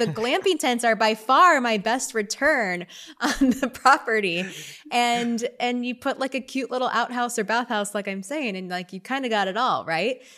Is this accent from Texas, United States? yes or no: yes; Texas, United States; also born or lived in Austin, Texas; now in Northern California, United States; I, I grew up in Texas where I was swimming every day